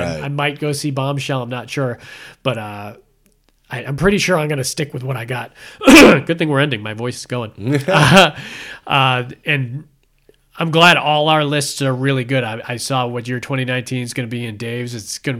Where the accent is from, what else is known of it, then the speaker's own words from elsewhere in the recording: Massachusetts, United States; moved away; I'm from Massachusetts